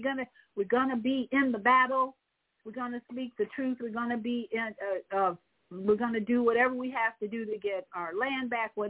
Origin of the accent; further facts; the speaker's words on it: United States; as American citizens